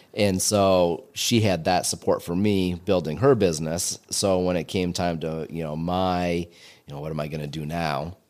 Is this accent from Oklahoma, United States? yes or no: no; Willet, New York, United States; my hometown in Willett.